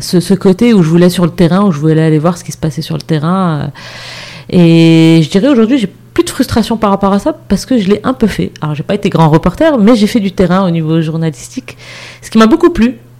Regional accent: Morocco; moved away; also born or lived in Montreal, Canada / Casablanca; je suis rentrée au Maroc vraiment par choix

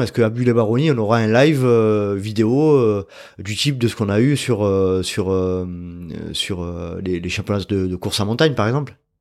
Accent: France; on est français

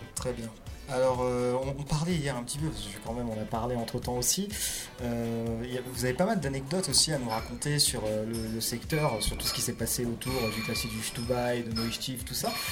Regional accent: Paris, Île-de-France, France; Moi je suis originaire de Paris

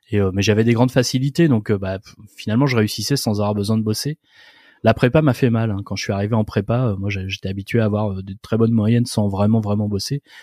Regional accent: Nantes, Pays de la Loire, France; En fait, à l'école vétérinaire de Nantes, parce que je suis issu de Nantes

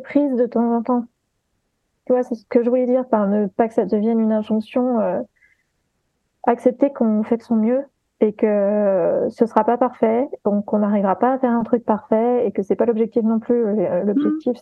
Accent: Guadeloupe; moved away; j'ai grandi, j'ai eu une partie de mon enfance en Guadeloupe

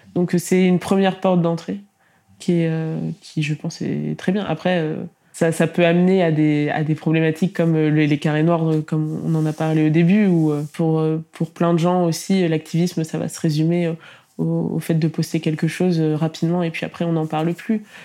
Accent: Tours, Centre-Val de Loire, France; j'ai quand même grandi à Tours

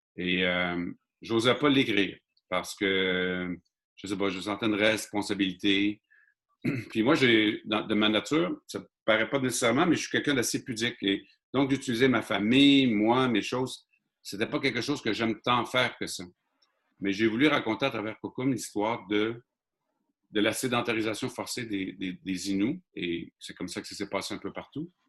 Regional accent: Mashteuiatsh, Quebec, Canada; je suis un Inou de Machtouyash

